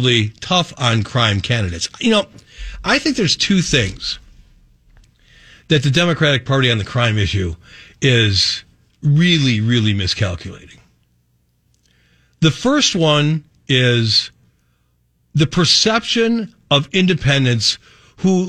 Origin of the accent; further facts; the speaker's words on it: North Shore, Wisconsin, United States; also born or lived in Milwaukee, Wisconsin / western suburbs of Milwaukee; I grew up in the North Shore in one of the safest places in America